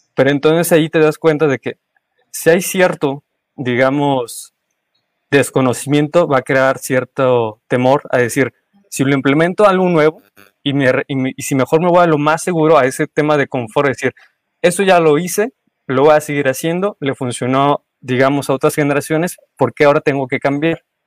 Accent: Mexico; como buen mexicano

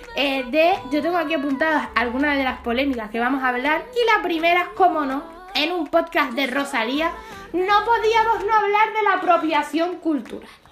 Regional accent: Canary Islands, Spain; yo soy canaria

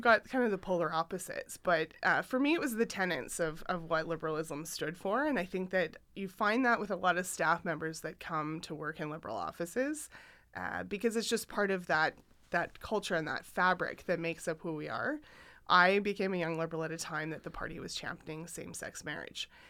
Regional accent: Saskatchewan, Canada; moved away; I grew up in Saskatchewan

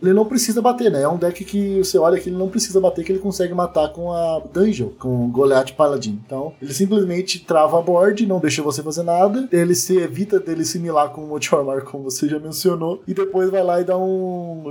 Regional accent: Curitiba, Paraná, Brazil; eu sou de Curitiba.

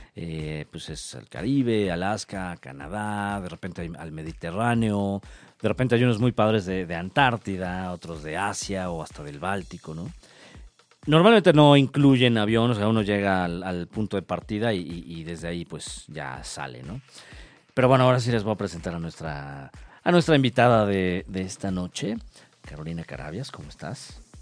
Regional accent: Mexico; como buen mexicano que cruza fronteras

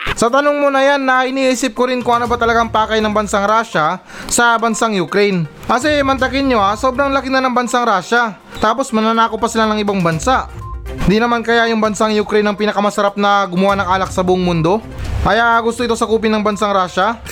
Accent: Philippines; ito yung lupang sinilangan natin

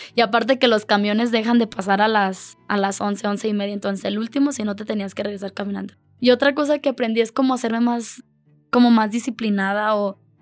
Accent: Mexico; yo era la única de México

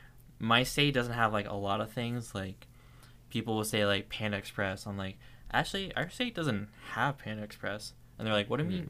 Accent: northern Maine, United States; moved away as an adult; now in New Hampshire, United States; My hometown is just mostly like up in like the northern Maine area near like the Canada border. And, like, I live in New Hampshire.

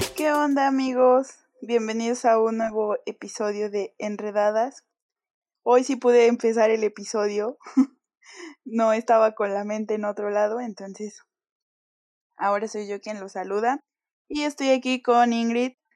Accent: Mexico; cuando yo me fui de México

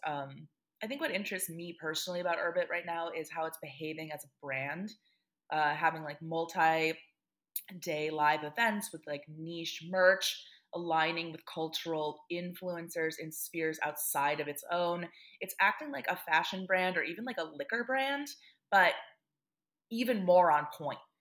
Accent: Great Lakes Midwest, United States; we are both Great Lakes Midwesterners.

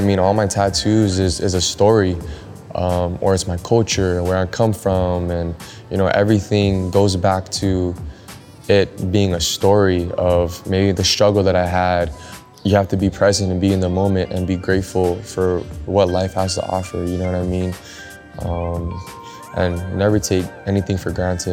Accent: Los Angeles, California, United States; growing up in Los Angeles, California.

